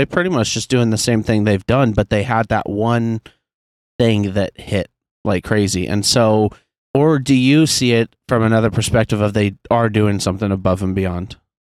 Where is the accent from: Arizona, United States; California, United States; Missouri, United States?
Missouri, United States; Kansas City; my hometown, Kansas City.